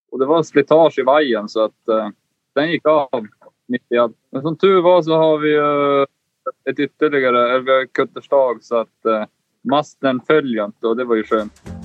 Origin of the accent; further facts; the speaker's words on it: Kiruna, Norrbotten County, Sweden; moved away; vi är ju båda från Kiruna. Där är det inte så mycket vatten.